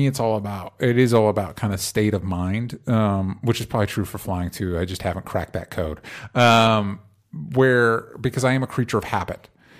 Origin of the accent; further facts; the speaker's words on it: Florida, United States; I grew up in Florida, and I took a road trip out here